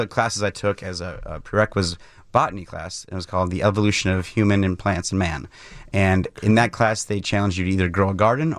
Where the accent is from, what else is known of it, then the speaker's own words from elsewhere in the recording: Mukwonago, Wisconsin, United States; So I grew up in Maguanago, Wisconsin, just outside of Milwaukee, and my dad was working at Miller, so I was kind of always around it.